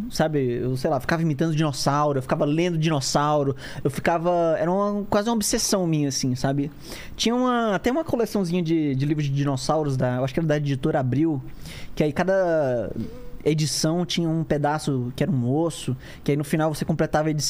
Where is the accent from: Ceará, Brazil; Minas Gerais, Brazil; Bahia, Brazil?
Ceará, Brazil; Fortaleza; Cara, é, eu nasci em Fortaleza. Eu sou nascido e criado lá.